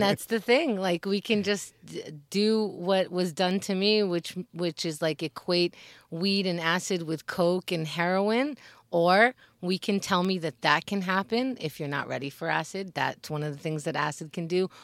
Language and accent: English; United States; we as Americans